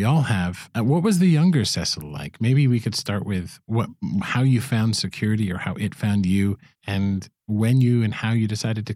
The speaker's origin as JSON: {"language": "English", "region": "Quebec", "country": "Canada", "tie": "born or raised there", "said": "I grew up in Canada, in Quebec"}